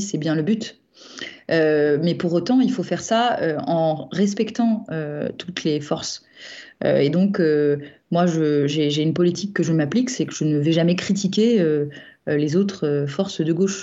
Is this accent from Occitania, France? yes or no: yes; Nîmes, Occitania, France